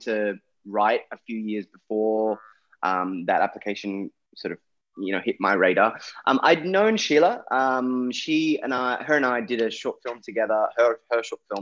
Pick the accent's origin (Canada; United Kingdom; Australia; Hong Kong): Australia; Sydney, New South Wales; I grew up in Western Sydney. I grew up all around Western Sydney, and I knew different pockets of it really well.